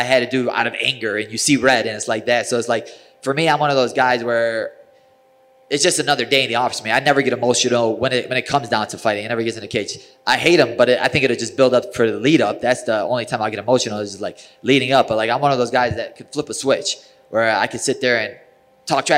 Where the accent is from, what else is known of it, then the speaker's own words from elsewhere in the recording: Chicago, Illinois, United States; I'm from Chicago